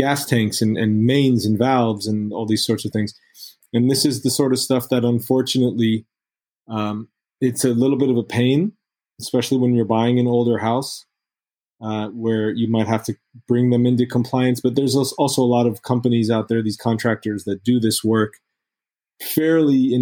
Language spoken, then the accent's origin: English; California, United States; I'm a Californian. I kind of love California. It's my home